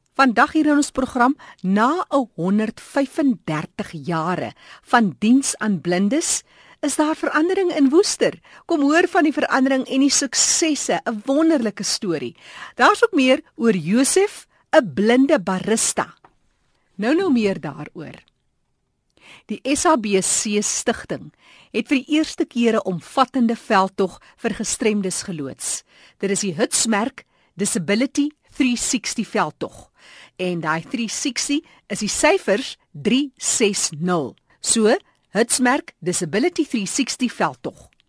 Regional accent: Steinkopf, Northern Cape, South Africa; Ek is oorspronklik van Steenkop

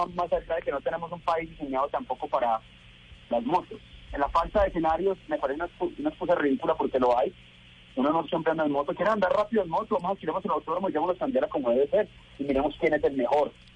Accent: Colombia; mi país

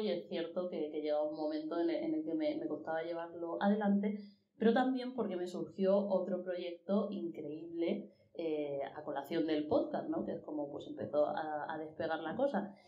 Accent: Murcia, Region of Murcia, Spain; soy de provincia, de Murcia

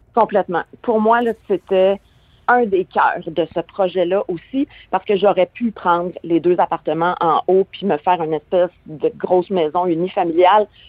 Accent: Quebec, Canada; chez nous au Québec

